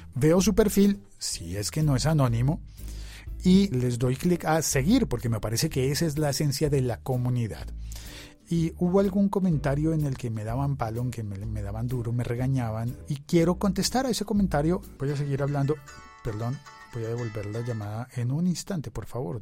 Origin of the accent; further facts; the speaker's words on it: Bogotá, Colombia; de mi ciudad, que me habla en mi dialecto